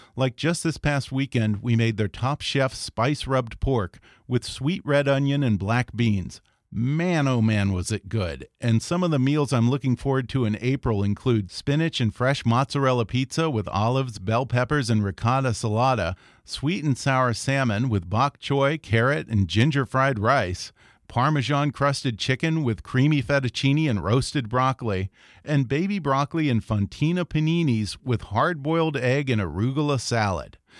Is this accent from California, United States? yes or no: no; Texas, United States; I grew up in Texas